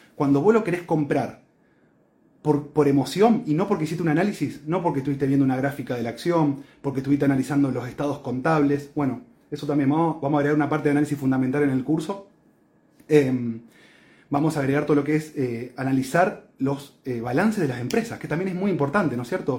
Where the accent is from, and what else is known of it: Argentina